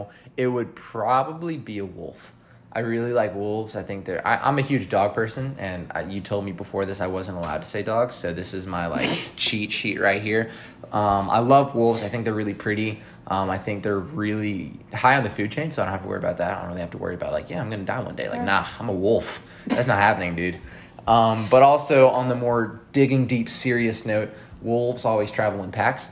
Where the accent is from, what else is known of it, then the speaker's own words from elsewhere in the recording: Charlotte, North Carolina, United States; also born or lived in Virginia; my hometown is Charlotte